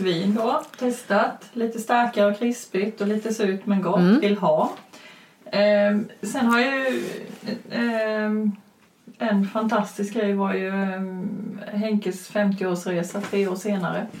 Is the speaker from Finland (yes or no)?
no; Växjö, Kronoberg County, Sweden; från Växjö.